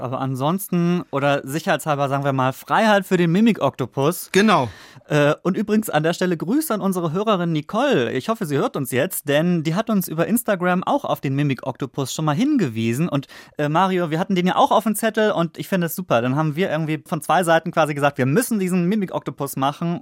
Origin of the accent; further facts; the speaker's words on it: Northern Germany, Germany; also born or lived in Stuttgart; als Norddeutscher